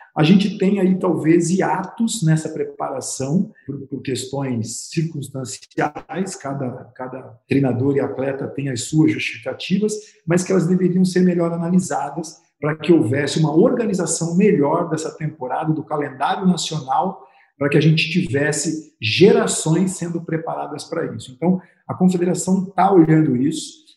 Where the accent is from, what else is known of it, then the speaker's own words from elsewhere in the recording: Brazil; como brasileiro